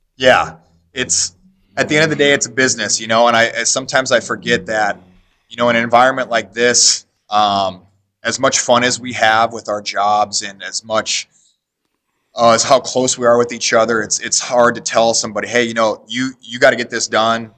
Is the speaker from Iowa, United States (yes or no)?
yes; Davenport, Iowa, United States; now in Iowa City, United States; We moved down to Davenport, Iowa, which was my hometown growing up